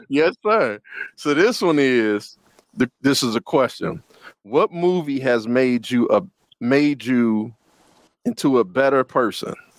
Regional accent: Detroit, Michigan, United States; I hail in Detroit, Michigan

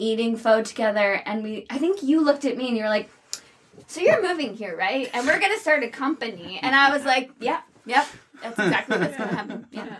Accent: New Jersey, United States; I'm from New Jersey.

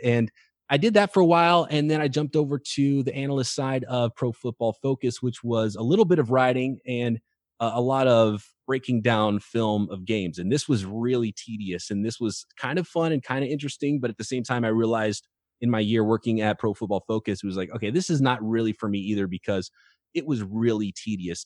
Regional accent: Visalia, California, United States; Growing up in Central California, a town called Visalia, California

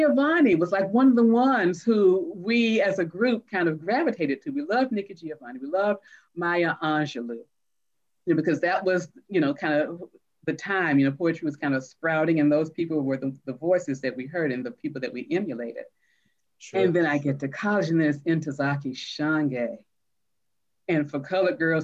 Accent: Atlanta, Georgia, United States; I grew up in Atlanta, you know, predominantly Black schools

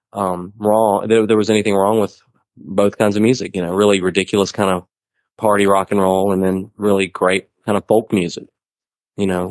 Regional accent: Mobile, Alabama, United States; moved away; I'm from Mobile, Alabama

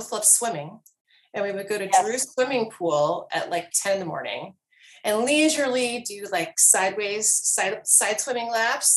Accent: Columbia, South Carolina, United States; I'm from Columbia

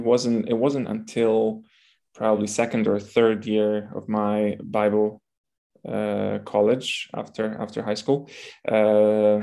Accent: Lviv, Lviv Oblast, Ukraine; English is a second language; moved away as an adult; now in Poland; I come from Lviv, which is the biggest city in Western Ukraine

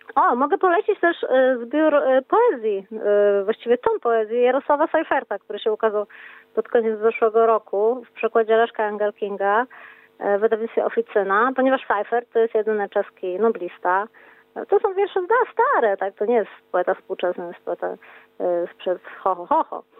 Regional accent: Wrocław, Lower Silesian Voivodeship, Poland; jestem z Wrocławia

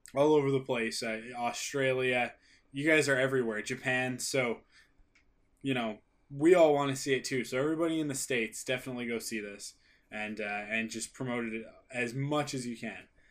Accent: Canada; I'm a Canadian.

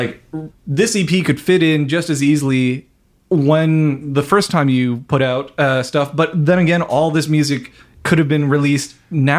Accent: Peterborough, Ontario, Canada; I'm from Peterborough

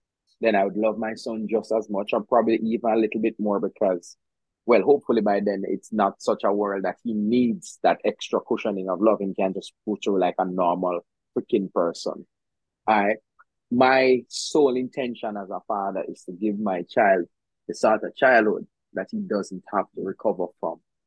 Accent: Jamaica; now in Kingston, Jamaica; I grew up in the country.

